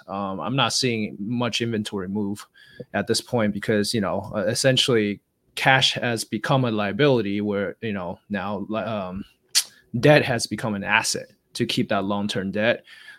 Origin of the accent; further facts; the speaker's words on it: Los Angeles, California, United States; I'm from Southern California, Los Angeles.